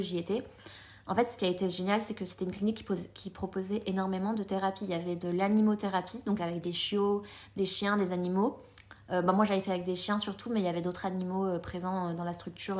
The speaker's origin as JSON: {"language": "French", "country": "France", "tie": "born or raised there", "also_born_or_lived": "Colombia", "said": "je suis née en Colombie. et à l'âge de 3 ans, ma maman m'a amenée en France."}